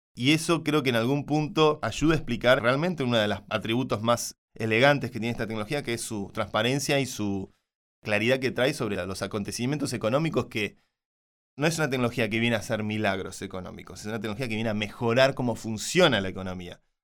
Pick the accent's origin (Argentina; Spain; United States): Argentina; soy argentino